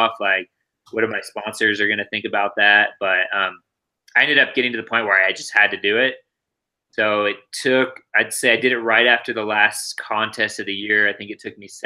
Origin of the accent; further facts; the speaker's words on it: Santa Rosa, California, United States; also born or lived in Santa Cruz; growing up in Santa Rosa